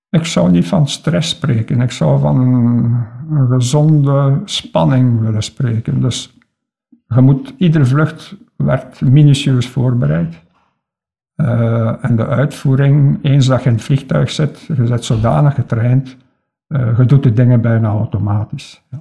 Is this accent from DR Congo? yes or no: yes; Kindu, Maniema, DR Congo; also born or lived in Lokandu / Bukavu; Ik heb gans mijn kindertijd in Congo doorgemaakt en ik eh, was zes jaar toen ik intern werd in het college in Bukavu. Eh, wij woonden toen in Kindu en in Lokandu